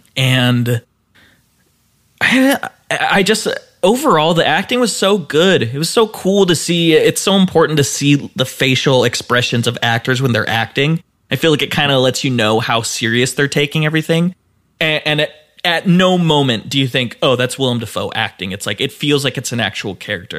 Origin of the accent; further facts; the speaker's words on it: Utah, United States; I'm from Utah